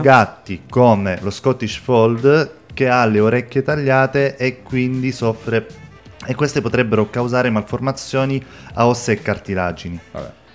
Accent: Sicily, Italy; Io da siciliano

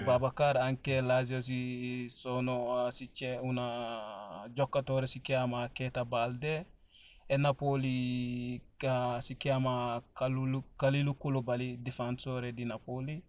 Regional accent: Senegal; first language Fula; Italian is a second language; now in Italy; poi abbiamo altre lingue, si chiama Wolof, quello si parlano quasi tutti in Senegal, così, e dopo abbiamo tanti lingue diversi di, di, ah, dialetto, perché abbiamo Fula come mia lingua madre

